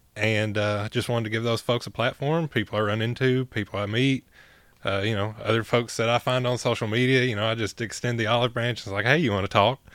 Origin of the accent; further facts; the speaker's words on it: Hancock County, Tennessee, United States; moved away as an adult; now in Knoxville, United States; I'm from Hancock County to Knox County